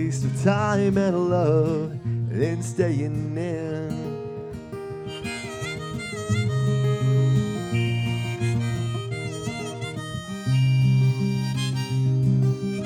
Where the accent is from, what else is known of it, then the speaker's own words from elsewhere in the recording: Waxahachie, Texas, United States; I'm from Waxahachie, Texas